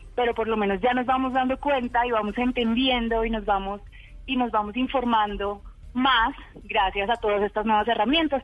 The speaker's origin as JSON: {"language": "Spanish", "country": "Colombia", "said": "todas somos colombianas"}